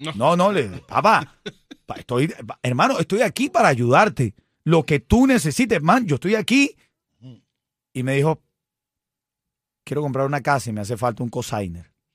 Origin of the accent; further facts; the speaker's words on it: Cuba; somos cubanos